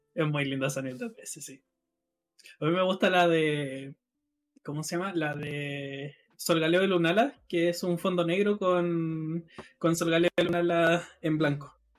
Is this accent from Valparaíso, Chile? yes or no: no; Rancagua, O'Higgins, Chile; yo estoy en Rancagua, o sea, yo soy de Rancagua